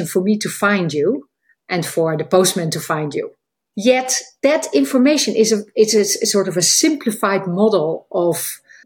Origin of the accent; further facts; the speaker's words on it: Netherlands; moved away as an adult; now in United Kingdom; I live in the UK for 20 years, but as you hear, I am from the Netherlands